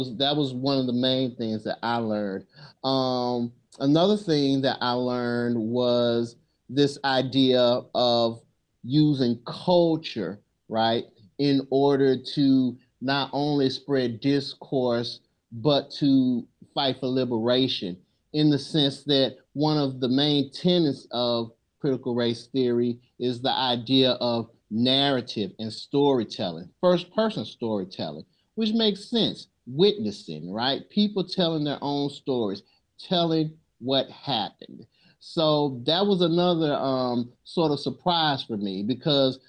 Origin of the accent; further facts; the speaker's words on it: Memphis, Tennessee, United States; I come from Memphis, Tennessee. I come from a community that is impoverished. And growing up, I had frequent interactions with police officers